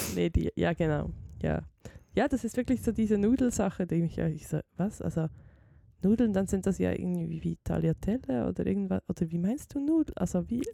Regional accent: Switzerland; wir Schweizerinnen und Schweizer

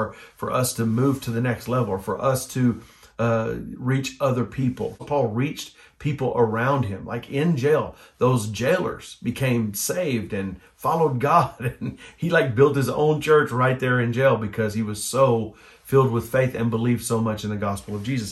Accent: United States

